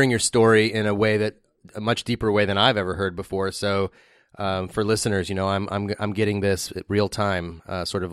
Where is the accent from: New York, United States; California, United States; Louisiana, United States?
California, United States; Pasadena; I'm running for city council in my hometown of Pasadena, California.